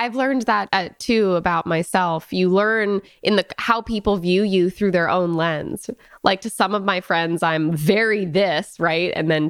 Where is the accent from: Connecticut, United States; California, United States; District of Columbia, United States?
Connecticut, United States; I'm from Connecticut. And so I have many friends and people in my network with that A pronunciation in their lexicon.